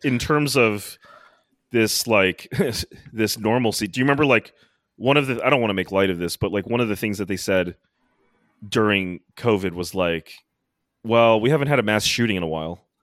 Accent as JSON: {"language": "English", "country": "United States", "said": "as an American"}